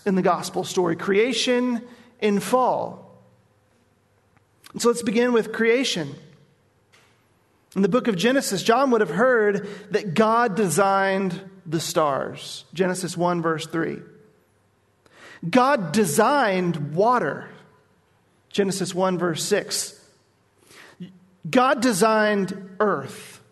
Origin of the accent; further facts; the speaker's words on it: Nashville, Tennessee, United States; moved away; I grew up in Nashville